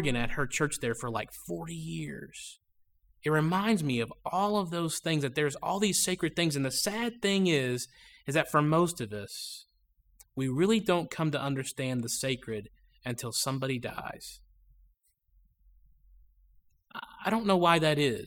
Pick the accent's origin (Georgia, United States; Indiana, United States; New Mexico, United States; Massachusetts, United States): Georgia, United States; I was growing up in Georgia, and anybody related to me lives either in Ohio or Pennsylvania